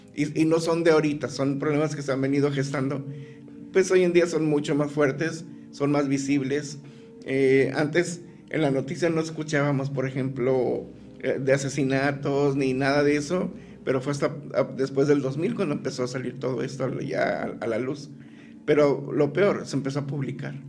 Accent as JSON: {"language": "Spanish", "town": "Tijuana", "region": "Baja California", "country": "Mexico", "tie": "born or raised there", "also_born_or_lived": "El Dorado, Sinaloa", "said": "Yo llego a Tijuana a los tres meses de nacido"}